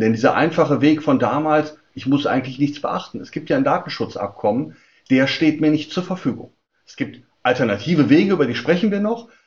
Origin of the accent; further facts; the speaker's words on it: Germany; Bei uns in Deutschland